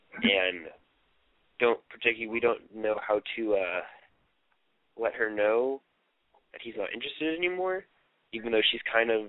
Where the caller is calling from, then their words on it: Oklahoma City, Oklahoma, United States; I'm from Oklahoma City. I'm 17.